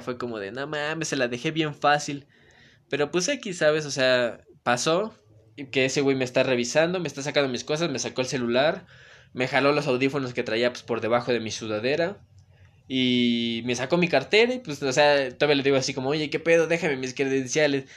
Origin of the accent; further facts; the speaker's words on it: Puebla, Mexico; yo soy de Galaxia, Bosques de Malucan, está el Cerro de Malucan y está Malucan